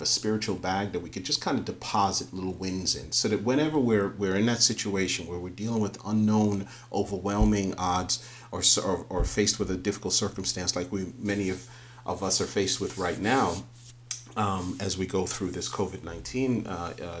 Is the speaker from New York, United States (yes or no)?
yes; New York City, New York, United States; I grew up in the Northeast in inner city of New York.